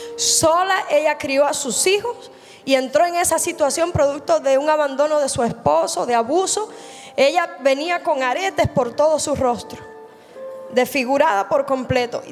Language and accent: Spanish; Cuba; Yo soy cubana